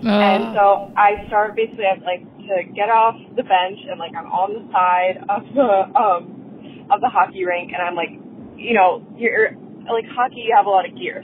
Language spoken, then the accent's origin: English; Pennsylvania, United States; moved away as an adult; I'm from Pennsylvania, but I'm moving to Portland, Oregon